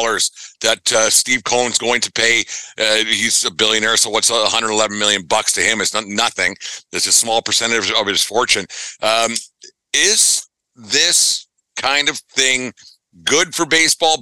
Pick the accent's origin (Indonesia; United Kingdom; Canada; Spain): Canada; Western Canada; I'm from Western Canada